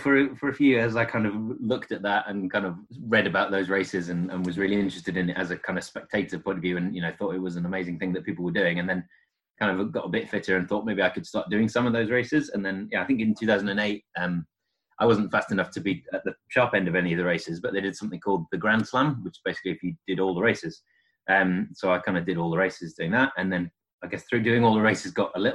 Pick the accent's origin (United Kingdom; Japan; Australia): United Kingdom; edge of the North York Moors, North East England; moved away as an adult; now in Sheffield, United Kingdom; I was born in Northeast, kind of on edge of the Northwood Moors